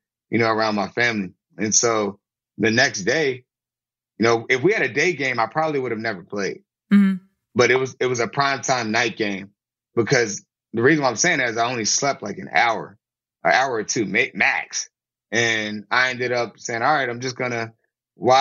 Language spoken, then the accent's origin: English; Virginia, United States; also born or lived in Baltimore; I'm from Virginia and I was in Baltimore